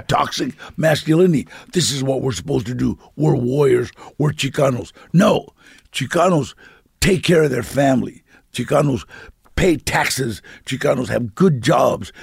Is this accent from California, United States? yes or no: yes; Los Angeles, California, United States; my family was, uh, lived on Temple S, uh, Street.